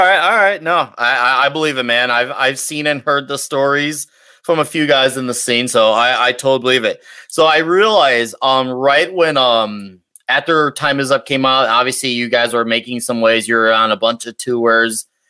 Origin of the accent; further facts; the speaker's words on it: Chicago, Illinois, United States; I come from Chicago area